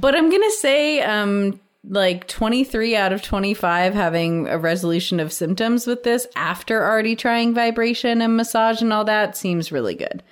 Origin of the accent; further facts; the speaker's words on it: West Virginia, United States; we're from West Virginia.